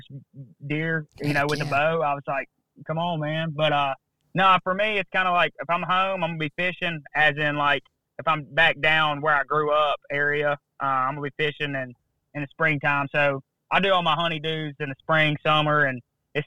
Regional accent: Mobile, Alabama, United States; also born or lived in Mississippi; I grew up in Mobile, Alabama

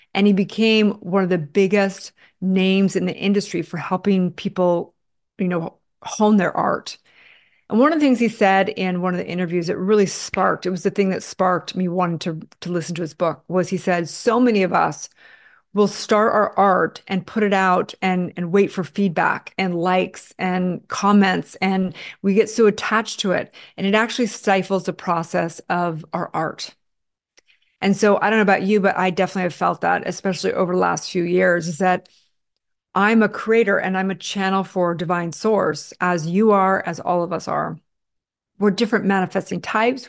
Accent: Santa Barbara, California, United States; I grew up in Santa Barbara, California

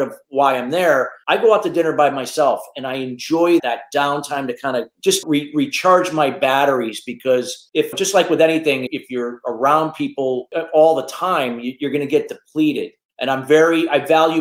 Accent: Danbury, Connecticut, United States; I was coming from Danbury, which was not like some major metropolis area, but we were close to New York City, about an hour away

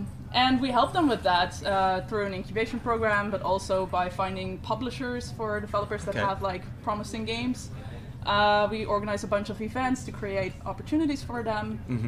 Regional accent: Netherlands; I am communications manager at Dutch Game Garden. So I'm from the Netherlands.

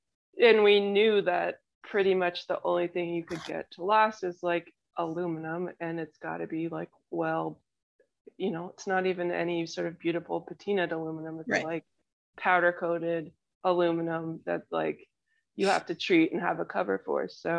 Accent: Madison, Wisconsin, United States; born there; We always talk about our like Midwest roots. I was born in Madison.

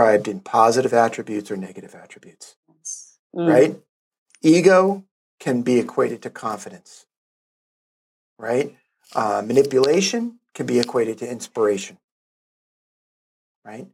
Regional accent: New York City, New York, United States; I'm a kid from Brooklyn.

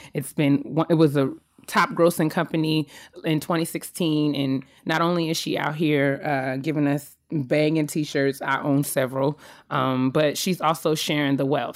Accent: White Plains, New York, United States; now in Silver Spring, Maryland, United States; It's where I was from. It's where I'm born. It's where I was raised.

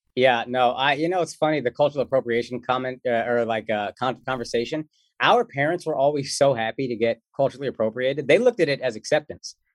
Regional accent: Dallas, Texas, United States; moved away; I grew up in Texas

